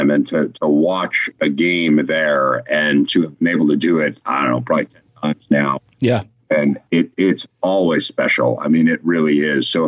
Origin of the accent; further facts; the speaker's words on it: Midwest, United States; growing up in the Midwest and, and being a college sports fan since literally I was six years old